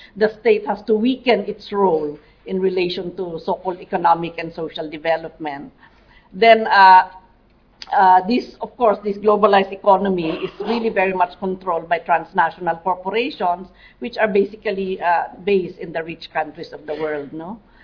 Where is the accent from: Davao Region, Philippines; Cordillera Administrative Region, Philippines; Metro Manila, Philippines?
Cordillera Administrative Region, Philippines; Mountain Province; I come from the Cordillera region in the Philippines